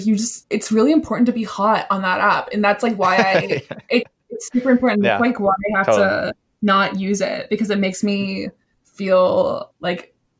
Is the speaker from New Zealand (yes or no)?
no; the South, United States; I'm from the South and I just don't know how to really talk fast.